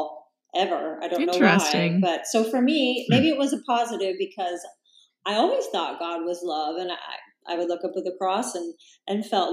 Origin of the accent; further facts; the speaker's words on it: Salina, Kansas, United States; moved away as an adult; now in Encinitas, United States; I actually grew up in a town called Salina that's about 3 hours from Kansas City